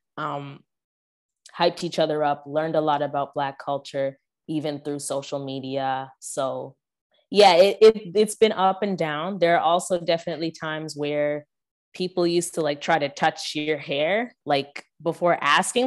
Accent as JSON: {"language": "English", "country": "Canada", "tie": "born or raised there", "said": "I grew up in Canada, so all the churches I went to, except for one, were predominantly white"}